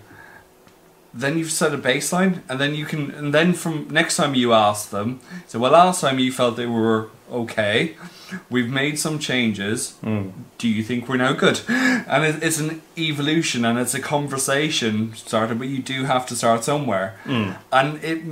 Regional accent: Ireland; I'm Irish

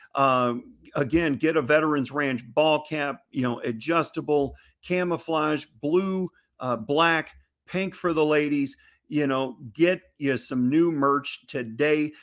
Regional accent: Missouri, United States; my home state of Missouri

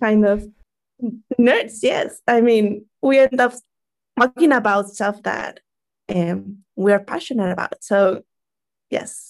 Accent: Mexico; I'm from Mexico

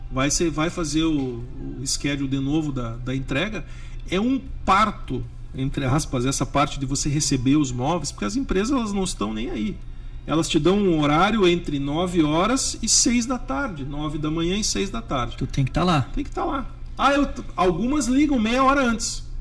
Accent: Curitiba, Paraná, Brazil; now in United States; Como nós, eu também né, sou brasileiro. Quando Sim. vim de Curitiba para cá, que todo mundo fala: nossa, Curitiba é uma cidade bem diferenciada.

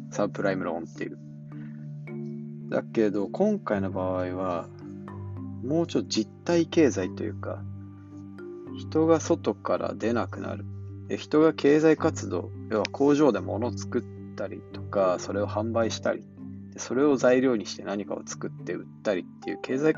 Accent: Japan; 地方なんか、まあ僕、地方、ど田舎出身ですけど、地方なんか創生するもんじゃないというか

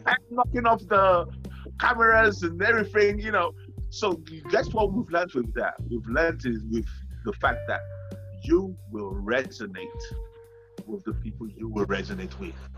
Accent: Nigeria; I grew up in Nigeria

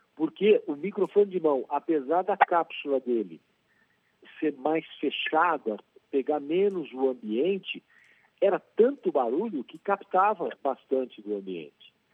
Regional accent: Brazil; nós brasileiros

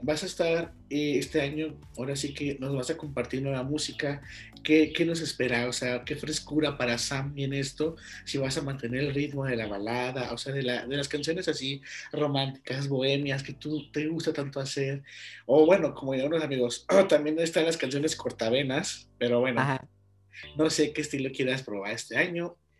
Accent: León, Guanajuato, Mexico; soy de León.

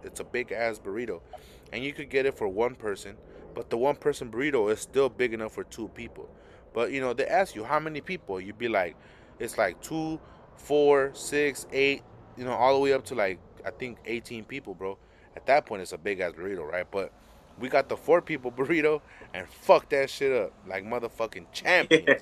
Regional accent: Los Angeles, California, United States; also born or lived in South Central, Los Angeles; I grew up in Boyle Heights

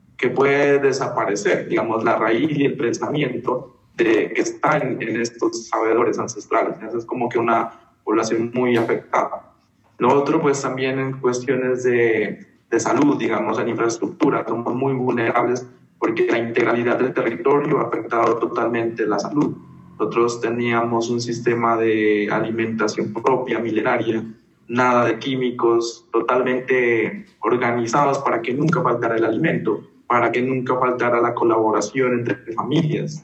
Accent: Kamëntšá people, Putumayo, Colombia; also born or lived in Brazil; now in Bogotá, Colombia; he participado como miembro activo del pueblo Camonchavilla

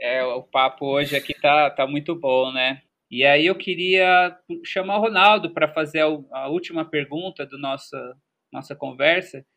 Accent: São Paulo, Brazil; also born or lived in São Carlos; A gente que é da cidade, eu sou da cidade, nasci em São Paulo, né? Eu tive um processo de morar no interior de São Paulo, mas também era uma cidade bem urbana, que é São Carlos

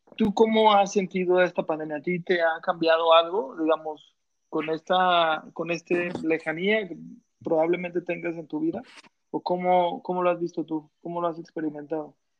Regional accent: Mexico; somos tres mexicanos, pero en realidad están ante dos pochos

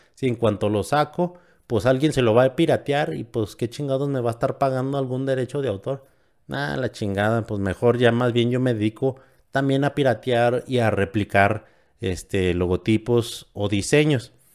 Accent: San Francisco del Rincón, Guanajuato, Mexico; De Guanajuato, de un municipio de San Francisco del Rincón

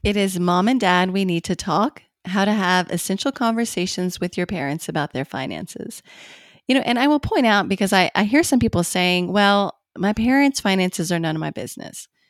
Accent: Bowling Green, Kentucky, United States; moved away as an adult; in Bowling Green, Kentucky, which is actually where I live now

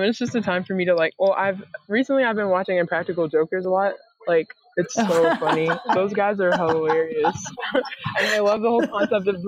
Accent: North Carolina, United States; also born or lived in Rhode Island / Connecticut; now in Fort Worth, United States; I grew up in North Carolina, so, you know, warm weather is what I'm used

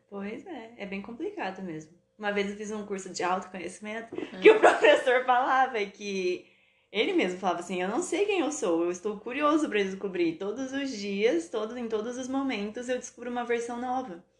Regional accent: Maringá, Paraná, Brazil; also born or lived in Assis Chateaubriand; Nasci em Assis. Vim pra Maringá com 5 anos.

